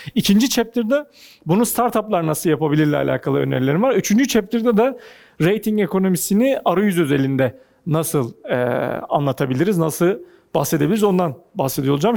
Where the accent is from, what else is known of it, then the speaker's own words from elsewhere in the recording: Ankara, Turkey; moved away as an adult; now in Istanbul, Turkey; bir Ankaralıyım ben.